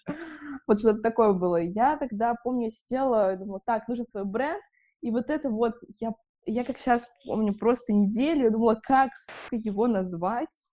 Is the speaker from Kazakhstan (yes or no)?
no; Bishkek, Kyrgyzstan; now in Saint Petersburg, Russia; я из Бишкека